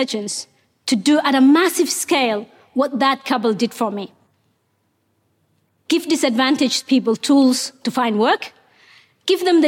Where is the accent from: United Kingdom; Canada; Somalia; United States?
Somalia; English is a second language; moved away as an adult; also born or lived in Mogadishu, Somalia / Kenya; now in Australia; Ethiopia forced us to move to Somalia's capital, Mogadishu